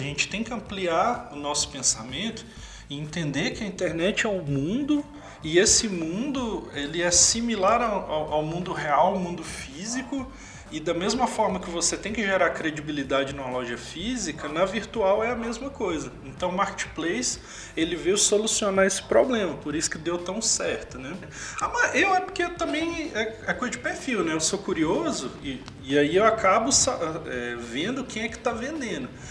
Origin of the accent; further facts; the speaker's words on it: interior of Minas Gerais, Brazil; sou do interior de Minas, aí lá a gente, a gente fala mercado